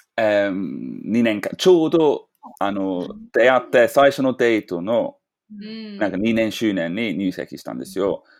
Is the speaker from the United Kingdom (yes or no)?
yes; London, United Kingdom; Japanese is a second language; now in Japan; 僕はロンドンだから、ロンドンは少しなまってる